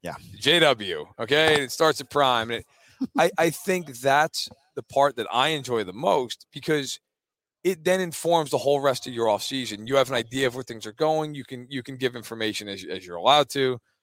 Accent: New York, United States; I am from New York

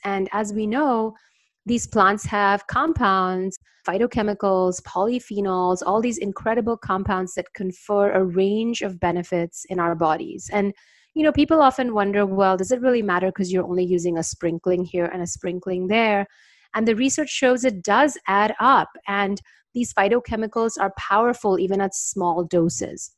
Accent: India; moved away; also born or lived in New York, United States; I grew up in India

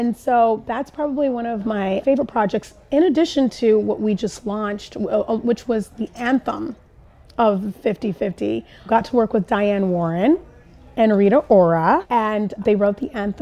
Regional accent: Tokyo, Japan; moved away; I grew up in Japan, in Tokyo

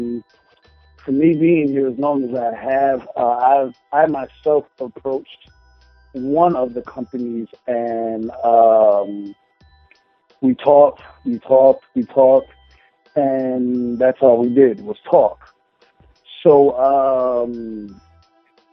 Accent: Chicago, Illinois, United States; moved away as an adult; now in California, United States; go back to my home state of Chicago

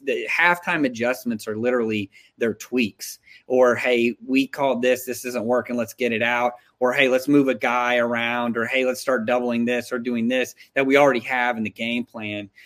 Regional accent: Texas, United States; I'm from Texas

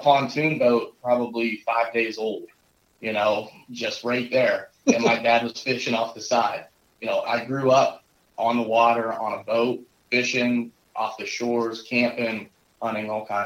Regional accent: Northwest Pennsylvania, United States; I also grew up in this area. We're up in Northwest Pennsylvania

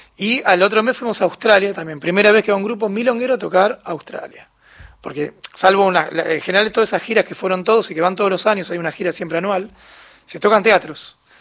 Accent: Argentina

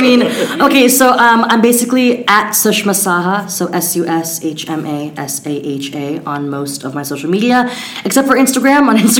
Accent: Mechanicsburg, Pennsylvania, United States; So I'll be doing a cabaret in my hometown, Mechanicsburg, Pennsylvania.

